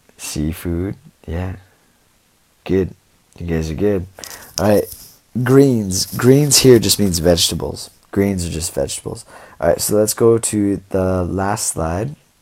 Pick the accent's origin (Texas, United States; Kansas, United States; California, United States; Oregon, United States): Oregon, United States; Portland; now in China; I'm from Oregon. So I'm from Portland, Oregon